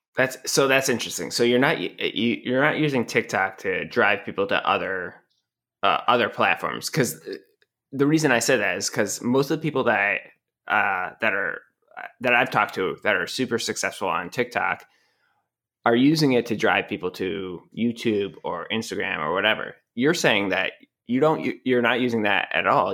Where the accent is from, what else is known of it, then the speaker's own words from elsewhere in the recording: New England, United States; moved away; I'm from New England